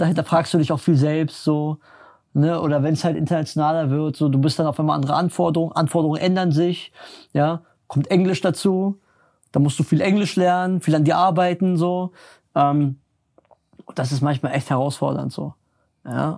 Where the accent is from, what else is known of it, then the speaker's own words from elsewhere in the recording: Berlin, Germany; ich komme ja aus Berlin, bin in Berlin groß geworden